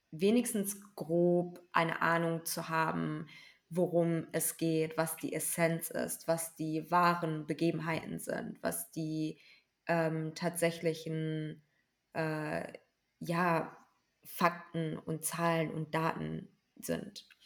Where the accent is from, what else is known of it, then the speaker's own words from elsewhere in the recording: Germany; Also als Deutsche generally zu verstehen, okay, das ist Teil unserer Geschichte